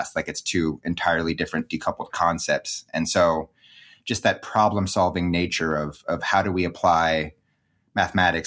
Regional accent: Seattle, Washington, United States; also born or lived in California; growing up in the Pacific Northwest

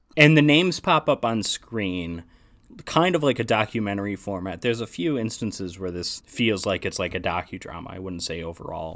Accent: United States; as an American

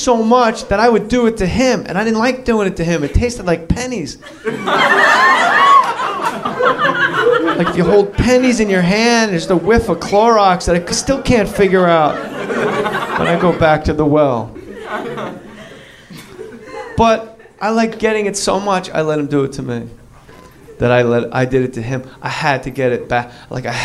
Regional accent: New Jersey, United States; I'm from New Jersey

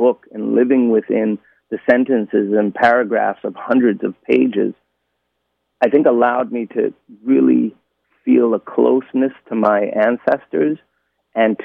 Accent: Sweden; growing up in Sweden in the 80s and 90s

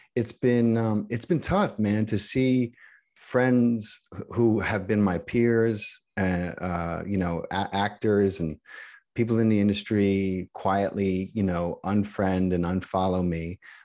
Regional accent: Allentown, Pennsylvania, United States; I grew up in Pennsylvania, about an hour

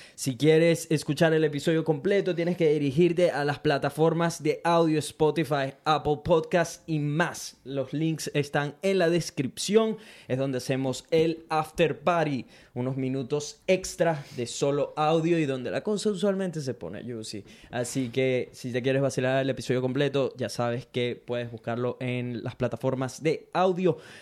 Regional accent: Venezuela; now in Brisbane, Australia; Soy un latino, específicamente venezolano, que vive en Brisbane, Australia

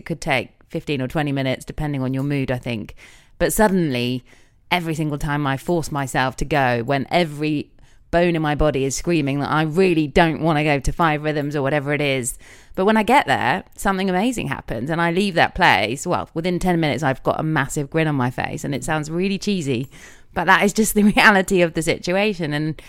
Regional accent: England, United Kingdom; just being English

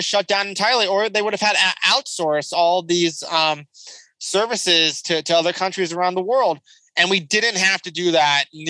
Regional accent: Southern California, United States; I grew up around lots of immigrants in Southern California

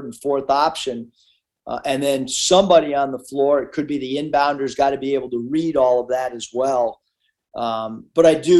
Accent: San Diego, California, United States; I don't speak Spanish, although I grew up in San Diego.

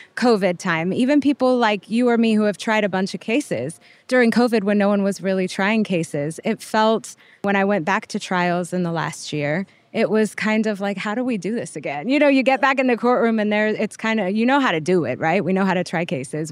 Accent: El Paso, Texas, United States; moved away as an adult; also born or lived in Boston, Massachusetts / Lubbock, Texas; I'm from El Paso, Texas. I was born and raised there

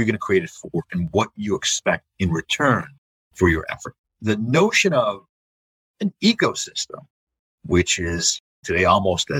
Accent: the New York area, United States; I grew up in the New York area

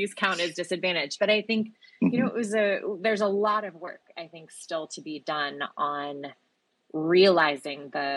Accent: Georgia, United States; my home state and formerly your momentary state, Sean, Georgia

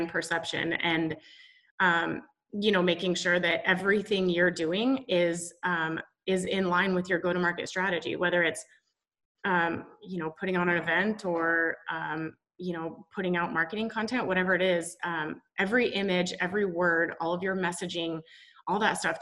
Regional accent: Boise, Idaho, United States; moved away as an adult; also born or lived in Washington State University, Washington; I was born in Boise, Idaho. So grew up in the Pacific Northwest.

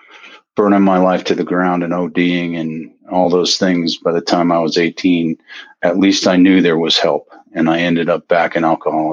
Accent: Aspen, Colorado, United States; now in Carbondale, United States; I grew up in Aspen, Colorado.

